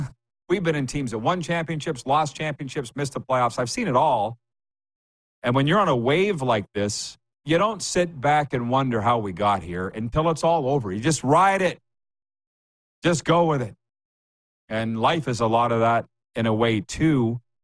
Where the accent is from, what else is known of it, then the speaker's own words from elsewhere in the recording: Canada; moved away as an adult; also born or lived in Saskatchewan; now in South Florida, United States; I come from Canada where I spent only half a century.